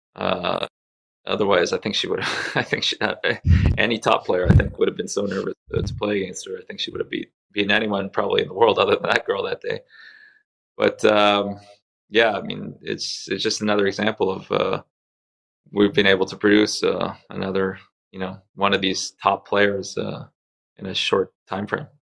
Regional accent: Canada; English is a second language; make the move to Canada in 1976. Uh, it was a tough transition for me at first. I didn't speak any English. I was crying on my first few days at school

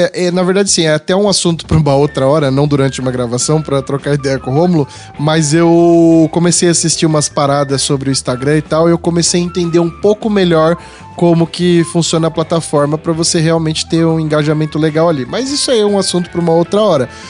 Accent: São Paulo, Brazil; Eu sou paulista

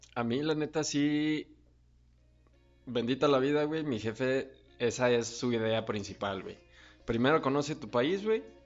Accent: Mexico

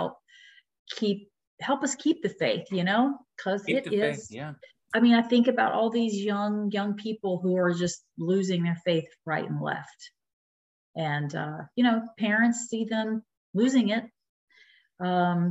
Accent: Dallas, Texas, United States; growing up in East Dallas

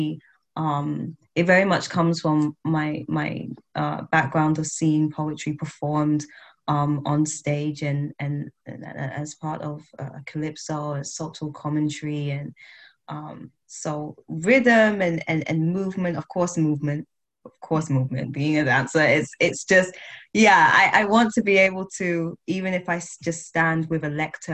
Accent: United Kingdom; I am Black British, West Indian.

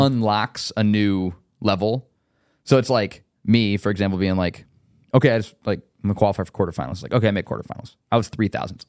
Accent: Indiana, United States; I was from Indiana

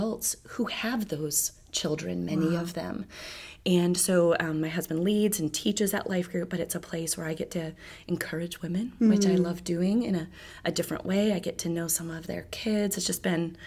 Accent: Michigan, United States; moved away as an adult; My family, we're from Michigan, and in our church there, I served

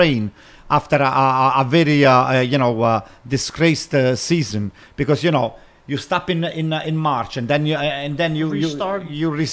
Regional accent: Italy; I grew up in Italy.

